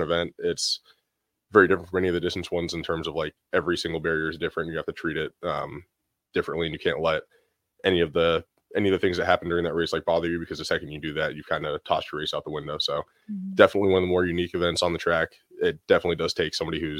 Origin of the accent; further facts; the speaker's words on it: Colorado Springs, Colorado, United States; moved away as an adult; now in Nebraska, United States; I'm from Colorado Springs, Colorado originally